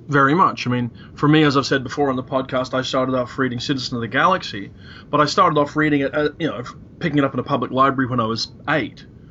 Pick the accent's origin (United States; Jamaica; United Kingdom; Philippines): United Kingdom; Belfast, Northern Ireland; I was born in Belfast in 1964.